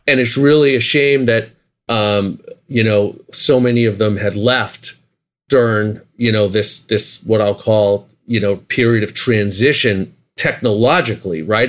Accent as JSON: {"language": "English", "town": "Boston", "region": "Massachusetts", "country": "United States", "said": "We're both from Boston"}